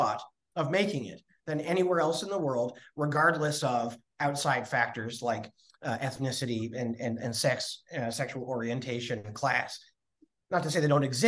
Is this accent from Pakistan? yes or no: no; Canada; We hate a show off up here. My grandmother would hate someone rising above their station